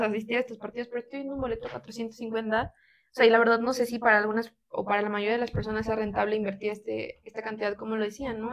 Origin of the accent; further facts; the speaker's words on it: Mexico; como mexicanos y mexicanas le damos mucha más prioridad